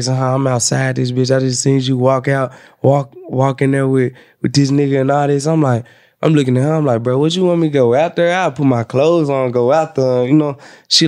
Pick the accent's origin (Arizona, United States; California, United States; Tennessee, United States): Tennessee, United States; Memphis; I'm from Memphis